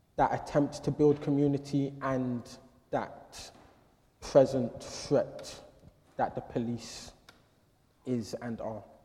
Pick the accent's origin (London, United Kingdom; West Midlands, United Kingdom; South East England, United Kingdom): London, United Kingdom; growing up in London